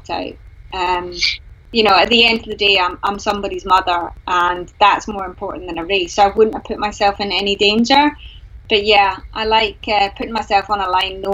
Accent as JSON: {"language": "English", "town": "Glasgow", "region": "Scotland", "country": "United Kingdom", "said": "I'm from Glasgow"}